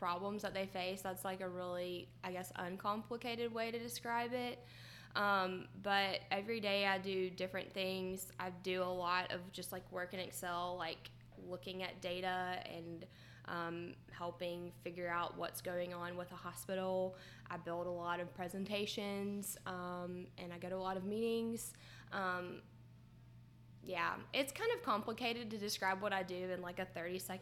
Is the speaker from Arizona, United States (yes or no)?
no; Dothan, Alabama, United States; I am from Dothan, Alabama. I actually went to high school with Nick Plagenhoff and Ben Stever